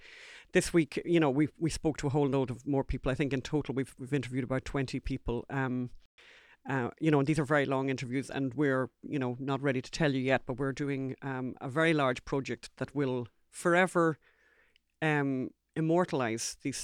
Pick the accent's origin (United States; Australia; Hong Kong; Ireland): Ireland; First time in my life that I've ever apologised for being Irish.